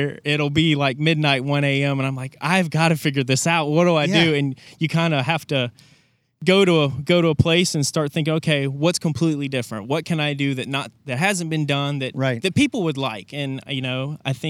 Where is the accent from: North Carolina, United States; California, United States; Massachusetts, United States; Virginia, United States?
North Carolina, United States; Kernersville; I grew up in Kernersville, North Carolina